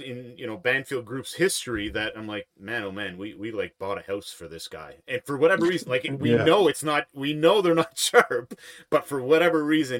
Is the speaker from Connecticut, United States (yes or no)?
no; Boston, Massachusetts, United States; I grew up in Boston.